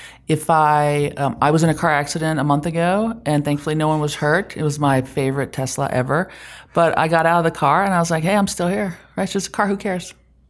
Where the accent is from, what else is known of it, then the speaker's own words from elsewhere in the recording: Germany; now in Utah, United States; No, I grew up in Germany.